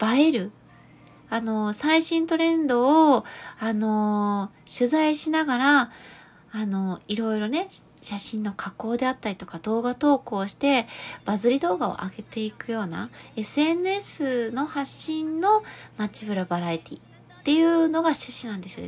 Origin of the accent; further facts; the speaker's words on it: Gifu, Japan; 私は岐阜出身ですけど